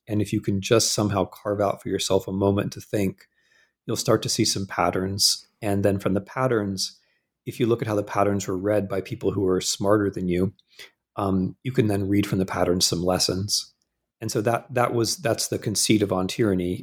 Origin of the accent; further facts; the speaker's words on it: Midwest, United States; moved away as an adult; I'm a Midwesterner